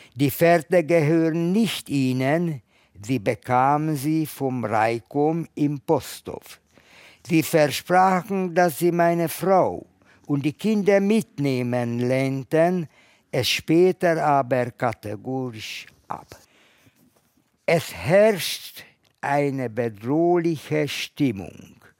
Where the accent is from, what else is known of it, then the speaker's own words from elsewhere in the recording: Budapest, Hungary; moved away; Ich komme aus Ungarn, aus Budapest.